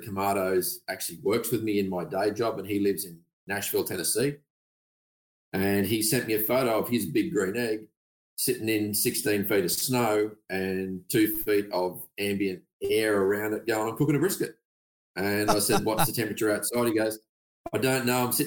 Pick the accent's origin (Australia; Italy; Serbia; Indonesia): Australia; Coffs Harbour, New South Wales; I grew up in Coffs Harbour